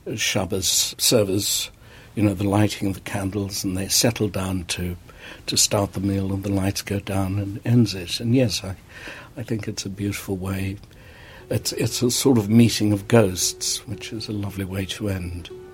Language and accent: English; South Africa; moved away as an adult; South African. When I came to this country in the 60s